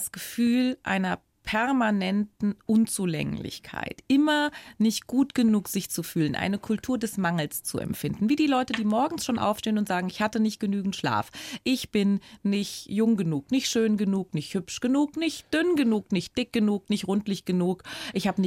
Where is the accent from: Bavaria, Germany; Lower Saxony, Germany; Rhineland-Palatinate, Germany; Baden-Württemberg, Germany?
Rhineland-Palatinate, Germany; born or raised there